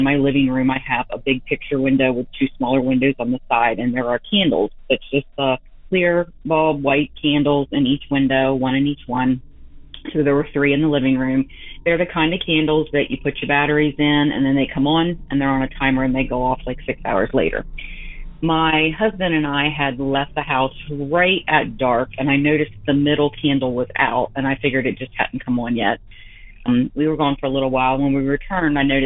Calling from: Delaware, United States; I'm calling from Delaware.

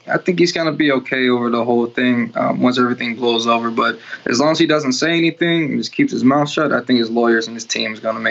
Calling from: Chicago, Illinois, United States; I'm calling from Chicago.

